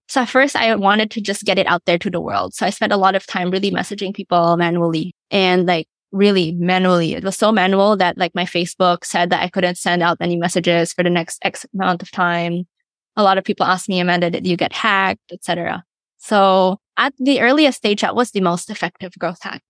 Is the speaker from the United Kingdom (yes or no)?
no; Philippines; I'm born and raised in the Philippines